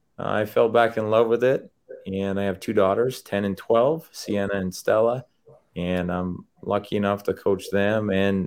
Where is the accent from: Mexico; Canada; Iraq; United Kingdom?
Canada; Ontario; I grew up in Canada in Southern Ontario and grew up loving the game of hockey.